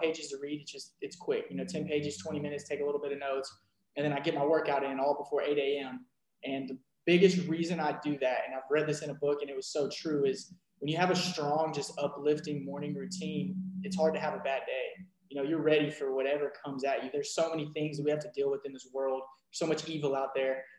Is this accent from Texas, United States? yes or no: yes; Rowlett, Texas, United States; I am from Rowlett, Texas. Grew up as an athlete